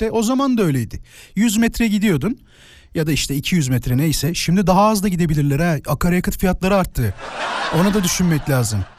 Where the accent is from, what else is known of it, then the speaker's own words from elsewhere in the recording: Kirazlıyalı, Kocaeli, Turkey; Ben e, Kirazlıyalı'da doğdum diyebilirim. İzmit'te bir e, beldeydi eskiden. Şimdi mahalleye döndü tamam mı?